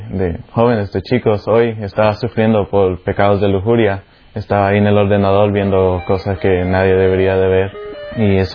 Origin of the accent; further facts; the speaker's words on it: Canada; also born or lived in El Salvador; Pues yo nací en El Salvador, un país ahí debajo de Guatemala que está debajo de México. Y pues a los ocho años me mudé a Canadá con mis padres y mis tres hermanas.